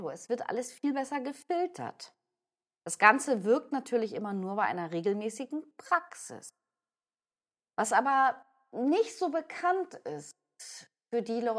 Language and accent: German; Hamburg, Germany; ich bin ja eben auch oft in Hamburg, ich bin Hamburgerin